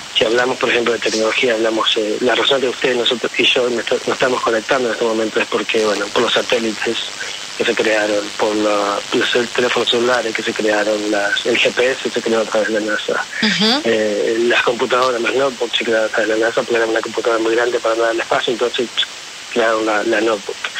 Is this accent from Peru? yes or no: no; Río Negro, Argentina; moved away as an adult; now in United States; disfruto de mi familia, de mi pueblo